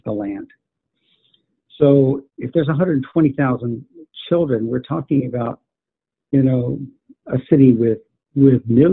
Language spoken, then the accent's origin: English; Florida, United States; I grew up in Florida